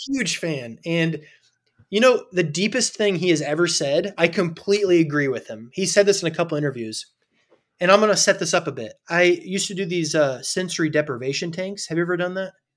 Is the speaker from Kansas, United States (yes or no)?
no; Indiana, United States; also born or lived in California; I was born in California, but I grew up in Indiana in a small town